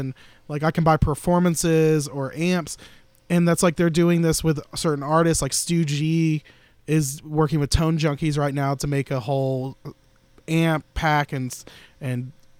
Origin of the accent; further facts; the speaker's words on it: the South, United States; Dude, I'm from the South. I'm in a storefront church.